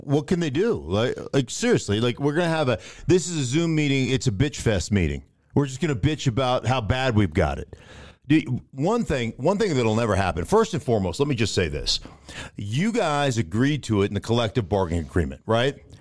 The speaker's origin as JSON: {"language": "English", "region": "Alaska", "country": "United States", "tie": "born or raised there", "said": "I grew up in Alaska"}